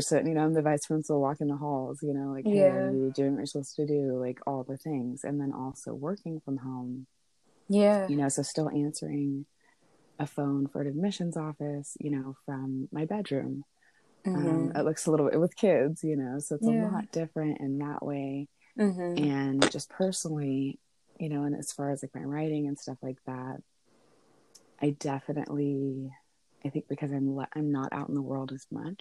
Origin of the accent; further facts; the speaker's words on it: Sonoma County, California, United States; I am from Sonoma County